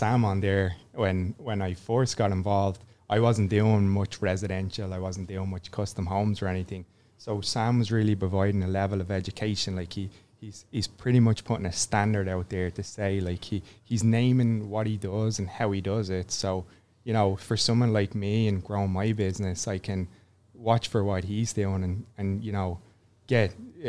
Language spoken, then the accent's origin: English; Ireland; moved away as an adult; when I moved over from Ireland, you know, I was a pipe fitter in Ireland, and then I came here and I got into residential plumbing.